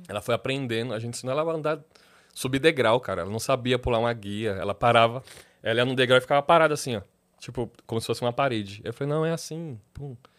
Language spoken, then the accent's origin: Portuguese; São Paulo, Brazil; also born or lived in Tatuapé; eu sou da ZL, morador da ZL